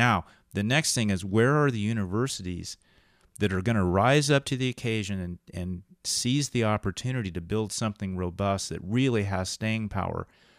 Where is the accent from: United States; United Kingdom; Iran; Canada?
United Kingdom; England; Well, because we're both English guys in college, too